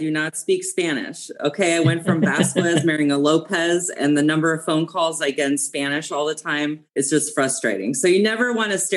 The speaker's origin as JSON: {"language": "English", "country": "Germany", "tie": "born or raised there", "said": "I grew up in Germany, actually. My dad was in the US Army. He actually met my mom and they got married. And then, of course, I was born in Germany. I was there for 20 years."}